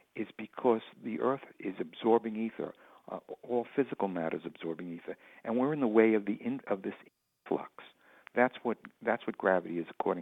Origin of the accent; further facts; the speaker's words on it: West Hempstead, New York, United States; As a kid, I grew up in West Hempstead